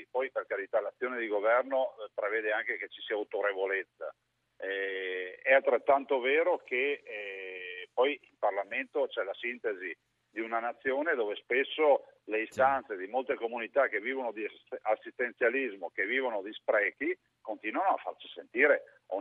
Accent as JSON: {"language": "Italian", "town": "Treviso", "region": "Veneto", "country": "Italy", "said": "io sono di Treviso"}